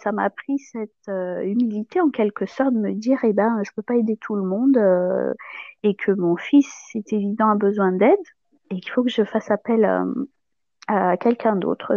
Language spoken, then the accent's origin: French; Madagascar; moved away as an adult; now in Toulouse area, France; je suis née à Madagascar, j'ai grandi. je suis arrivée en France après le bac pour mes études supérieures.